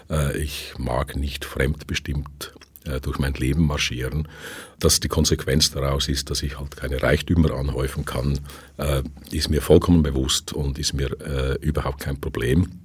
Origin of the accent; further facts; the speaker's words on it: Switzerland; now in Vienna, Austria; dass ich als Schweizer, der in Wien lebt, halt nicht immer oder selten in die erste Wahl gerate